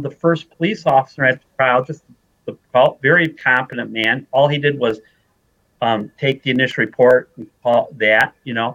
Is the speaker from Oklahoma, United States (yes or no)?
no; Detroit, Michigan, United States; I grew up in Detroit